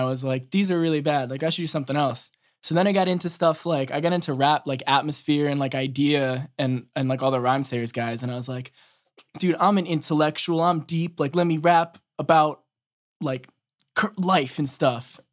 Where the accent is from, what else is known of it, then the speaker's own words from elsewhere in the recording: Boston, Massachusetts, United States; I'm from Ma, uh, Boston